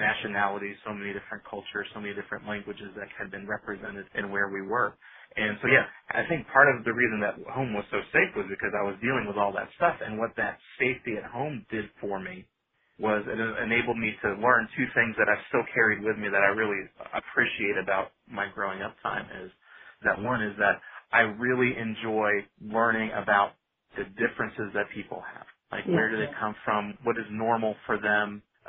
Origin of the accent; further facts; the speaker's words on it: Virginia, United States; also born or lived in Long Island; I was born in West Virginia and then moved right outside New York City on Long Island for a few years before kind of settling down in Northern Virginia right outside Washington, D.C.